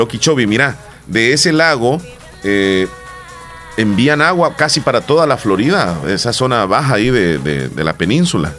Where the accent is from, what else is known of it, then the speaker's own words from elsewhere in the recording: El Salvador; somos salvadoreños y estamos viviendo nosotros en este país